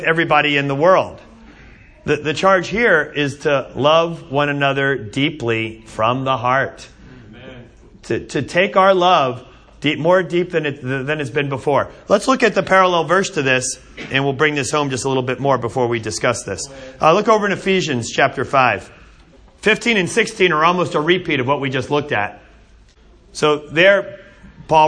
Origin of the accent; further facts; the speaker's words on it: Asbury Park, New Jersey, United States; When I was a kid, I grew up in Asbury Park, New Jersey. I grew up four blocks from the boardwalk.